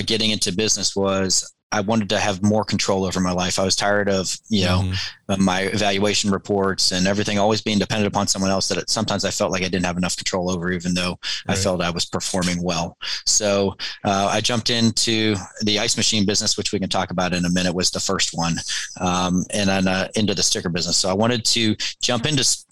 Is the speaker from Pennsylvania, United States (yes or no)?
yes; outside of Pittsburgh, Western Pennsylvania, United States; moved away as an adult; also born or lived in Kansas City; I grew up in Western Pennsylvania outside of Pittsburgh